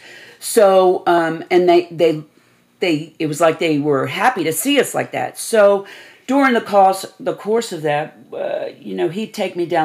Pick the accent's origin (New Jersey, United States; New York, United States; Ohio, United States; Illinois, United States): New York, United States; New York City; Born and raised in Staten Island, New York